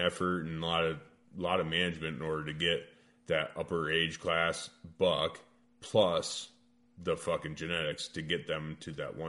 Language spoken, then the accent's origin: English; Iowa, United States; I'm born and raised in Iowa.